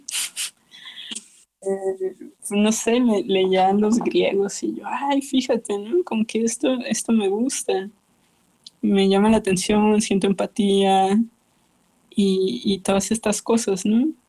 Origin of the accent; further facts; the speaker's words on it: Mexicali, Baja California, Mexico; moved away; also born or lived in Vienna; mi ciudad de origen mexicali